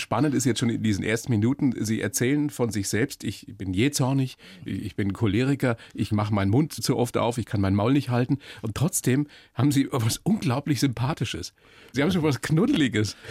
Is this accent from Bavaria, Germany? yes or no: yes; Bavaria, Germany; wir Bayern